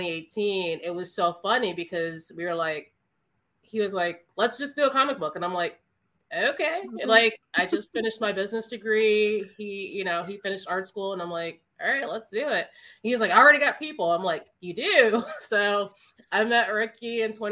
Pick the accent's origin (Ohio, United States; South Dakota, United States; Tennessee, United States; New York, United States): Ohio, United States; Cleveland Heights; I come from Cleveland Heights. We're super diverse.